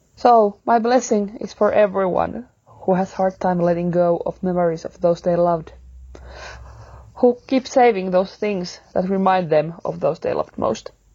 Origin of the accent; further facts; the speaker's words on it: Finland; I'm from Finland